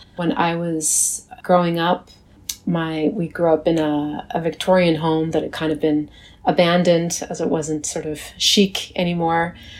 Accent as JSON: {"language": "English", "town": "Saint John", "region": "New Brunswick", "country": "Canada", "tie": "born or raised there", "also_born_or_lived": "Fredericton, New Brunswick", "moved": "yes", "lives_now": "Montreal, Canada", "said": "I grew up in St. John, New Brunswick, and Fredericton, New Brunswick, so by the Bay of Fundy. But my grandfather's community is Tyendinaga, which is in Ontario near Belleville. And I'm a member of the Tyendinaga Mohawks of the Bay of Quinte."}